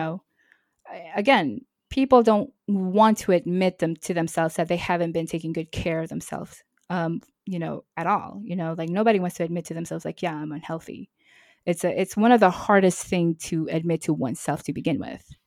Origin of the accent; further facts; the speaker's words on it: New York City, New York, United States; moved away as an adult; also born or lived in Nashville, Tennessee; now in Marseille, France; I'm originally from New York City, and then I lived in, in Nashville.